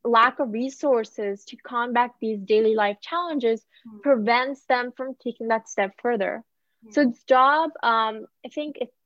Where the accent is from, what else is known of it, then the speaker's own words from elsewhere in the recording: India; moved away; I'm from India